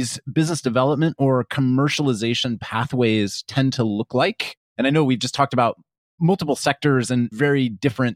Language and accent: English; Kansas, United States; I grew up in Kansas